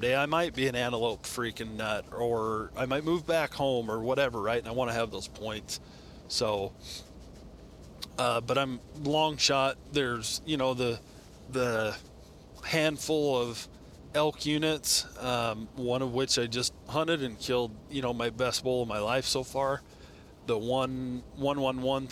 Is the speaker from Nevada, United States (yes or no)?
yes; Nevada, United States; Nevada, my home state